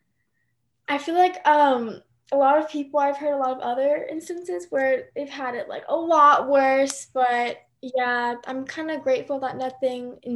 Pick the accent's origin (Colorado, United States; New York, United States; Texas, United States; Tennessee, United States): Tennessee, United States; Nashville; also born or lived in Seoul, South Korea; I was born in Seoul, and then I moved to Nashville when I was 2, and then I've just been here ever since